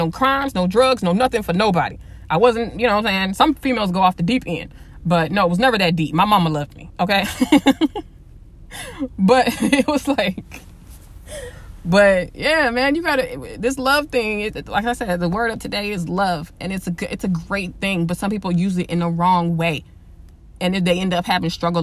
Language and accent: English; the West, United States; I'm from the West